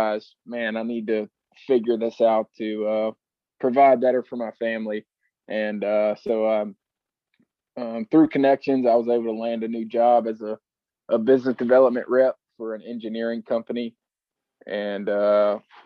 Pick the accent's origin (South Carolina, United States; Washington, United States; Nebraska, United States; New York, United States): South Carolina, United States; Greenville; I'm from Greenville, South Carolina